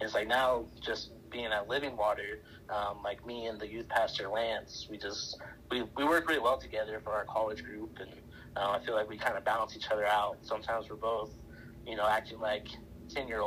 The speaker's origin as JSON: {"language": "English", "town": "Cheyenne Wells", "region": "Colorado", "country": "United States", "tie": "born or raised there", "also_born_or_lived": "Montrose, Colorado", "said": "we moved from Montrose, Colorado on the western slope to Cheyenne Wells, which is on, you know, the eastern plains"}